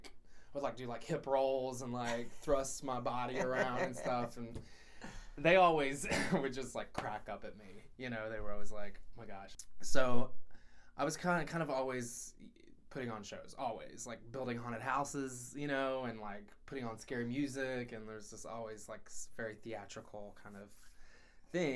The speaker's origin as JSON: {"language": "English", "town": "Speedwell", "region": "Tennessee", "country": "United States", "tie": "born or raised there", "also_born_or_lived": "Knoxville, Tennessee", "moved": "yes", "said": "I was born in Knoxville, and then I was raised about an hour and a half north in a little town called Speedwell, Tennessee."}